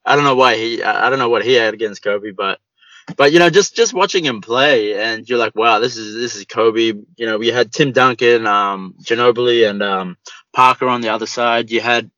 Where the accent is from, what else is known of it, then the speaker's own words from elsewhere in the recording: Sydney, New South Wales, Australia; I grew up in the eastern suburbs. Like, I went to high school in the eastern